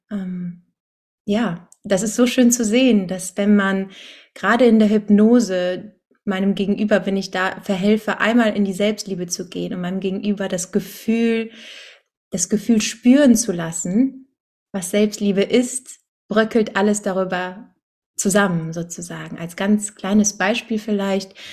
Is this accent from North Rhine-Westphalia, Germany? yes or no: yes; Cologne, North Rhine-Westphalia, Germany; Ähm, aus Köln, wohne hier in meiner Heimatstadt